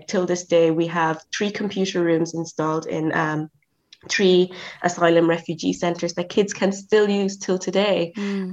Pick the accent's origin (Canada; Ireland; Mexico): Ireland; also born or lived in South Africa / Nigeria; I am a Nigerian born in South Africa. So I lived in South Africa until I was seven, and then I moved to Ireland